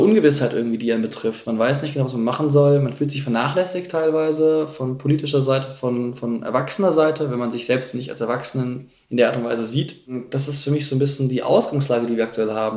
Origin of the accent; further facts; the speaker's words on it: Munich, Bavaria, Germany; Ich komme aus München.